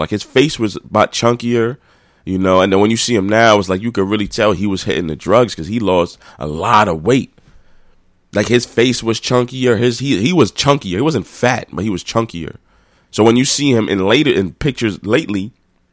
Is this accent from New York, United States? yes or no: yes; New York City, New York, United States; I'm a New Yorker